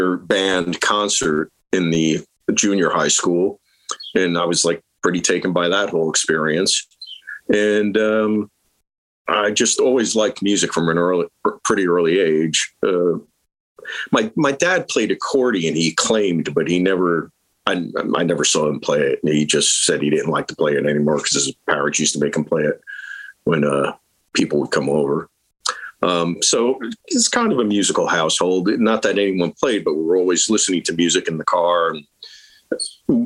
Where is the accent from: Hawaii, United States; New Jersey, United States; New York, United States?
New Jersey, United States; Lyndhurst; also born or lived in West Paterson; I grew up in I was born in Jersey City. I grew up mostly in Lyndhurst, which is right by the Meadowlands